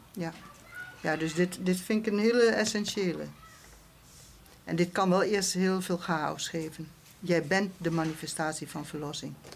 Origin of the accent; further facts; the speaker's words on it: rural Drenthe, Netherlands; moved away as an adult; also born or lived in Arnhem; ik kom van het Drentse platteland